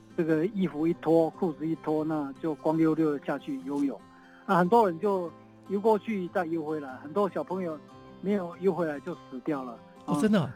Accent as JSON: {"language": "Chinese", "town": "Tongxiao", "region": "Miaoli County", "country": "Taiwan", "tie": "born or raised there", "also_born_or_lived": "Los Angeles, United States", "said": "我从小是在那个台湾西部 ，呃，滨海的一个城镇啊，叫通宵嘛"}